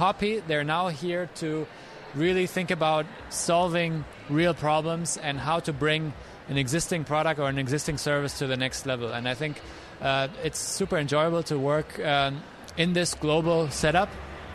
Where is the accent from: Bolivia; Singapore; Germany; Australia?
Germany; moved away as an adult; now in United States; my home country, Germany